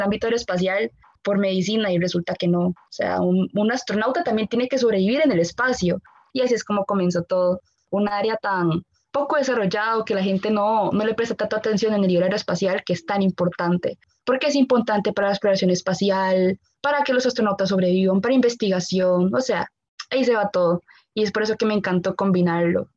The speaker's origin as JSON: {"language": "Spanish", "country": "Costa Rica", "said": "como ticos"}